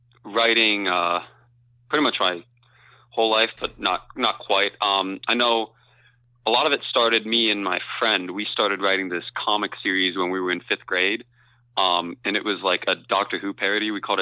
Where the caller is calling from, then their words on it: Kent, Ohio, United States; I'm coming from Kent, Ohio. So just outside of Kent State University.